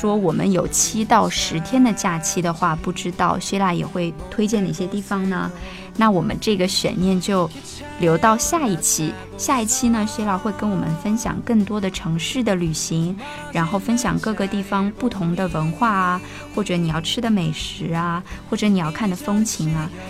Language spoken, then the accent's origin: Chinese; southern China, China; 因为我是南方人嘛